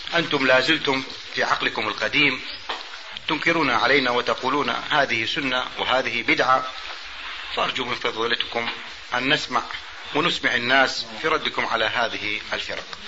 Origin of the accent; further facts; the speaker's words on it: Iraq; عندنا في العراق